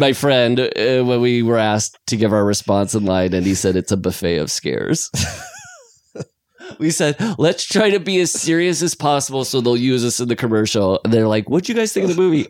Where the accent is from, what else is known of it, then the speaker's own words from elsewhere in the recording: Iowa, United States; I'm from Iowa